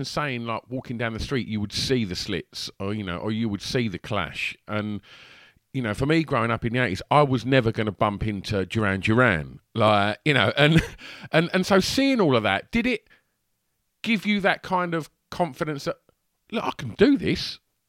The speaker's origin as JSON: {"language": "English", "area": "Essex", "region": "East of England", "country": "United Kingdom", "tie": "born or raised there", "said": "growing up in Essex"}